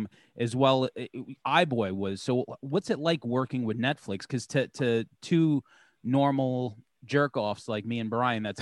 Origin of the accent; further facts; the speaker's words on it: New York, United States; we're from New York